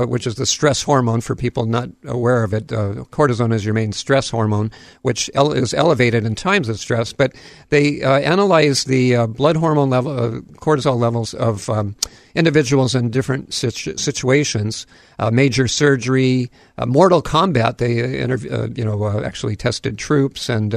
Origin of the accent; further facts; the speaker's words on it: Hawaii, United States; I'm a Hawaiian at heart, that's for sure, having grown up here and spent most of my life in the islands.